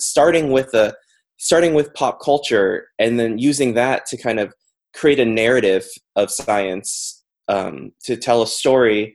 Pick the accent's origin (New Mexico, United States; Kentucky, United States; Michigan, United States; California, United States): California, United States; Los Angeles; we're all actually from Los Angeles originally